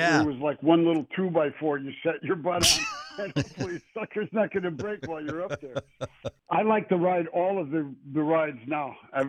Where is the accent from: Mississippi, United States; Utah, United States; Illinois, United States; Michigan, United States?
Illinois, United States; Chicago; Well, it was fun coming up in that. In retrospect, it was fun